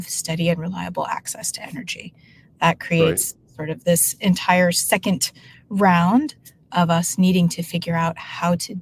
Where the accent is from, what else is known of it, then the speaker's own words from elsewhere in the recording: Denver, Colorado, United States; moved away as an adult; now in California, United States; In Denver, Colorado. So I was actually born in Denver proper and lived in Denver almost my whole life until graduating high school